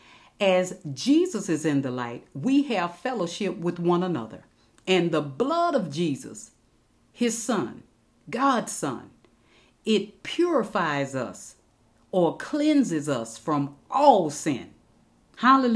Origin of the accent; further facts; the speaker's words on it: United States; We born and raised in America. We are Americans